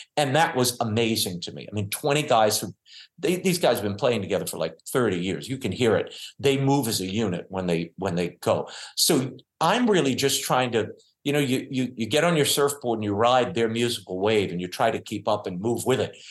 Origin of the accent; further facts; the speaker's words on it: New Orleans, Louisiana, United States; I grew up in New Orleans